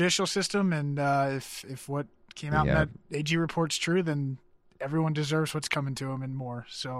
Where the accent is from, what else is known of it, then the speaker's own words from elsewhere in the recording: State College, Pennsylvania, United States; I'm from State College